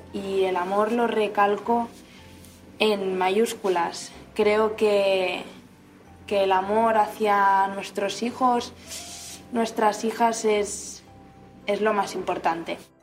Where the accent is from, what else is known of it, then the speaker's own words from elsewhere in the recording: Barcelona, Catalonia, Spain; soy de Barcelona